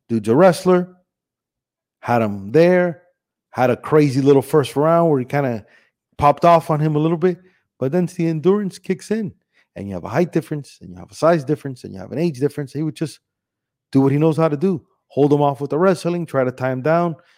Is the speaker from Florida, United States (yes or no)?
yes; Miami, Florida, United States; also born or lived in Cuba; I was born in Cuba, but I was raised here in Miami